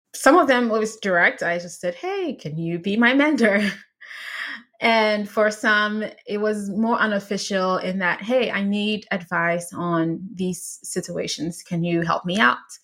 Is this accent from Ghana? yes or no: yes; Ghana; I was in high school in Ghana. I grew up in Ghana